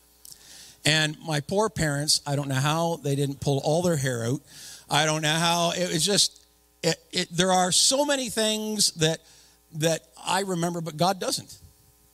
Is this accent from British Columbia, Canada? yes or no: no; Napanee, Ontario, Canada; I was born and raised in Napanee